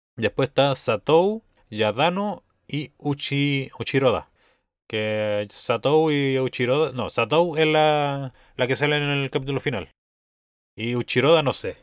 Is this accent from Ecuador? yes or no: no; Rancagua, O'Higgins, Chile; Yo soy de Rancagua